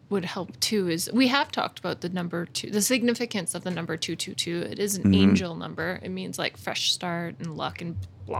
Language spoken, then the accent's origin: English; British Columbia, Canada; The Okanagan. It's in the southern interior of the BC province, British Columbia.